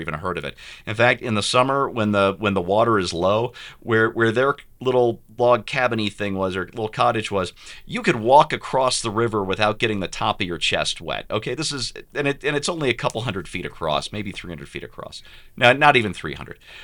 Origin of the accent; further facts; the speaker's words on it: St. Louis, Missouri, United States; moved away; also born or lived in California; I grew up in Saint Louis